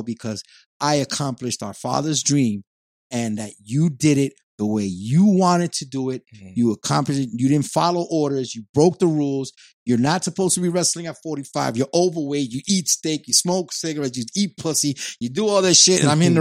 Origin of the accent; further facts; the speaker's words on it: New York, United States; I had 3 strikes against me growing up in New York. I'm young. I was young. I was a Puerto Rican